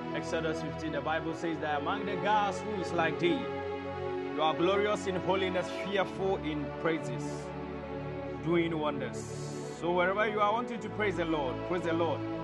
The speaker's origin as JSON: {"language": "English", "region": "Ashanti", "country": "Ghana", "tie": "born or raised there", "said": "i'm in ghana i was born in in very amazing part of Ghana, um, in Ashanti region"}